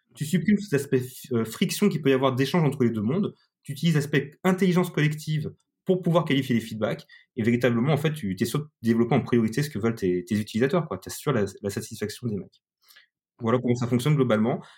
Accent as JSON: {"language": "French", "country": "France", "said": "nous, les Français"}